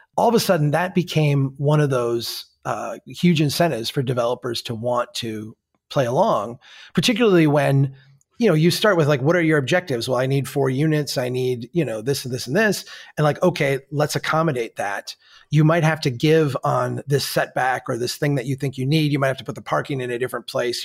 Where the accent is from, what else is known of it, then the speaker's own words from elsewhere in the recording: Minnesota, United States; As a Minnesotan